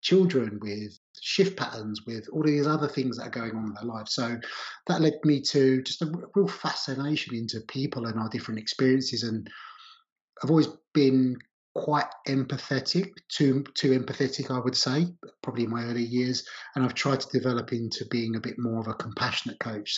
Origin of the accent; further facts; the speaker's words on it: Essex, East of England, United Kingdom; I grew up in Essex on the outskirts of London.